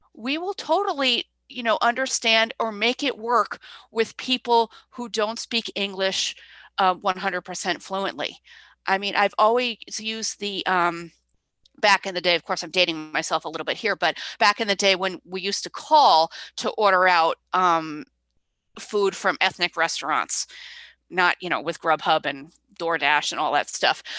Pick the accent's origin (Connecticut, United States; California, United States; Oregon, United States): Connecticut, United States; Clinton; also born or lived in Vermont / New Hampshire; I grew up in Clinton, Connecticut